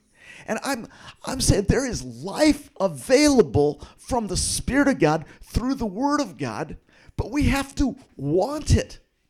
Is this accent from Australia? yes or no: no; Philippines; Some of you guys know that I grew up in the Philippines, and I go back to visit the tribal group that I grew up in often.